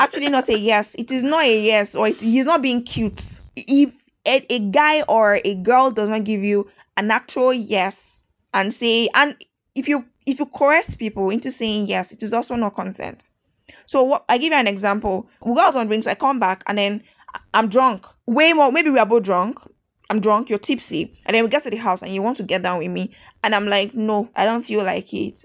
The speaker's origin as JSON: {"language": "English", "country": "Nigeria", "said": "I'm not an Italian. I'm a Nigerian."}